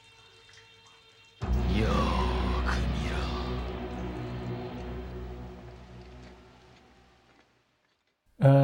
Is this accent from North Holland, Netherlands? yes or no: no; Rotterdam, South Holland, Netherlands; my hometown festival, the Rotterdam International Film Festival